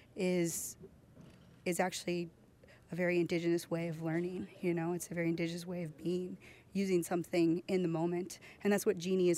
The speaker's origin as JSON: {"language": "English", "town": "Chickaloon", "region": "Alaska", "country": "United States", "said": "I'm from Chickaloon, Alaska"}